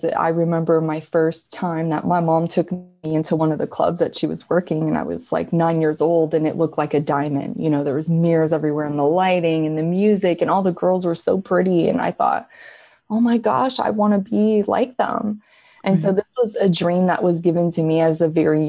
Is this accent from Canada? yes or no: yes; Quebec City, Quebec, Canada; I'm from Quebec City, Canada